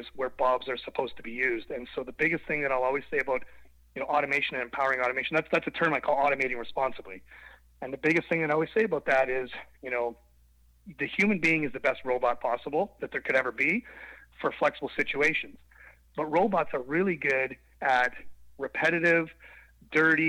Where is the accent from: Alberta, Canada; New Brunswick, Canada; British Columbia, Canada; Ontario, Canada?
Ontario, Canada; southwestern; I'm a Canadian, grew up in southwestern Ontario on a small farm